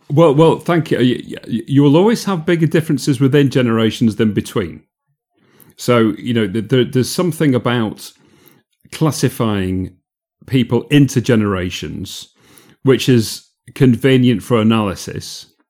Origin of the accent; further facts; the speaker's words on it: Yorkshire and the Humber, United Kingdom; moved away as an adult; also born or lived in Manchester / London; I'm from South Yorkshire